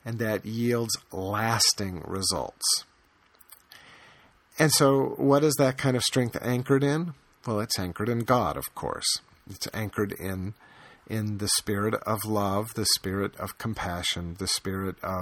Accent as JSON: {"language": "English", "country": "United States", "tie": "born or raised there", "said": "born and bred in America in the years after World War II"}